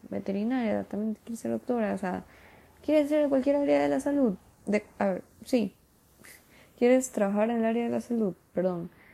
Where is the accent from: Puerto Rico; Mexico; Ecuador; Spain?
Ecuador; soy de Ecuador